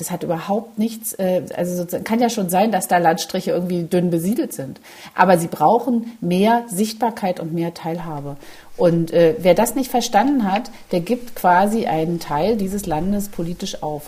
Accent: East Germany, Germany; als Ostdeutsche

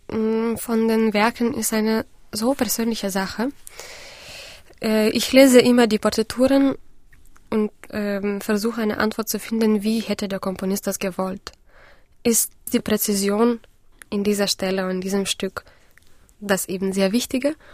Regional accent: Vilnius, Vilnius County, Lithuania; Ähm, ich habe in Vilnius, in meiner Heimatstadt, eine Musikschule besucht

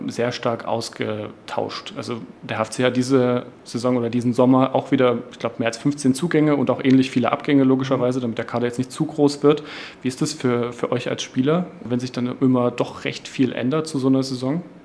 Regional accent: Halle, Saxony-Anhalt, Germany; ich komme auch aus Halle

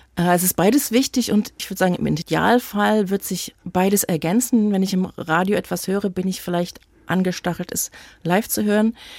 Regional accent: Leipzig, Saxony, Germany; In Leipzig, das ist meine Heimatstadt. Ich bin nie woanders wohnhaft gewesen

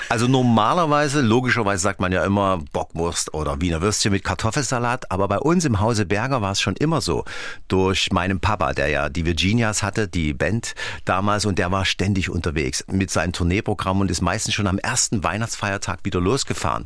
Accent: Dresden, Saxony, Germany; Ich bin ja in Dresden aufgewachsen

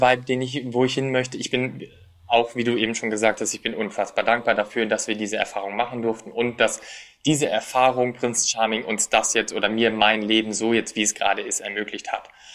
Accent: Germany; Als deutscher Teilnehmer

